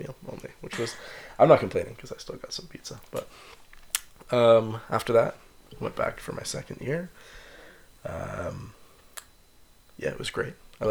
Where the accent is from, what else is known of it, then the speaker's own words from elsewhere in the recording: London, Ontario, Canada; I grew up in London.